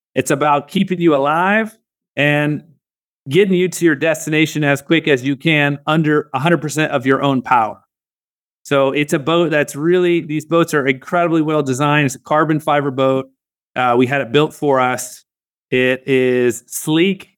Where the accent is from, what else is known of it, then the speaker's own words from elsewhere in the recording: Northwest Florida, United States; moved away; also born or lived in Southeast Asia; Growing up in Northwest Florida, we had no connection to Ohio